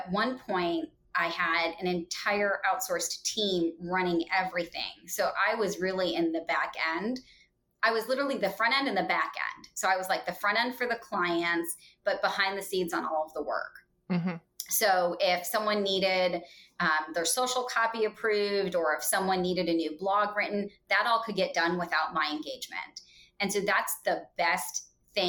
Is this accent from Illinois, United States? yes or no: yes; Chicago, Illinois, United States; moved away as an adult; now in Indianapolis, United States; I was raised in the Chicagoland area